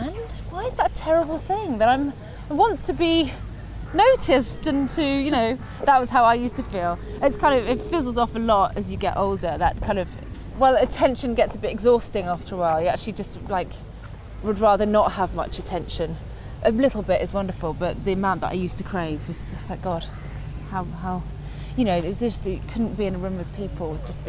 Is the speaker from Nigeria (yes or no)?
no; Guernsey; moved away as an adult; also born or lived in Alexandria, Scotland / Liverpool; Guernsey was where I grew up